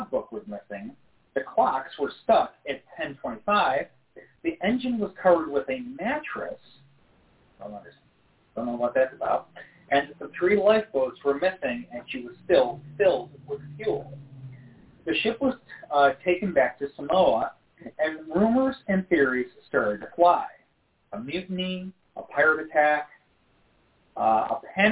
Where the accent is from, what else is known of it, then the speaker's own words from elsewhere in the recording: Rochester, New York, United States; my hometown, Rochester, New York